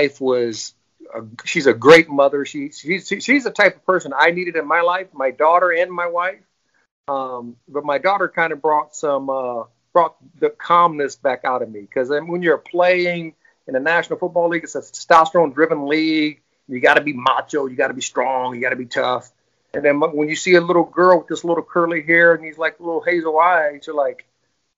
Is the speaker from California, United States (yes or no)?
no; Fort Wayne, Indiana, United States; born and raised in Fort Wayne, Indiana